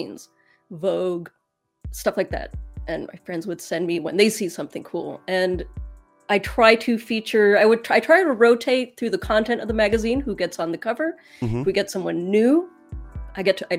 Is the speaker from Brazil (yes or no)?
no; England, United Kingdom; now in United States; I'm from England, but now I'm in the States